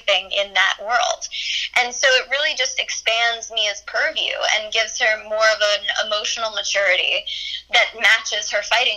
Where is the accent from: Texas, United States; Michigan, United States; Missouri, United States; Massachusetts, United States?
Missouri, United States; growing up in Missouri